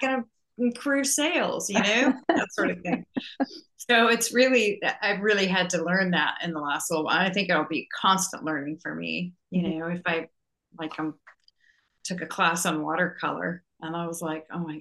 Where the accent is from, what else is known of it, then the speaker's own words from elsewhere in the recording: Canada; now in Virginia, United States; I grew up in Canada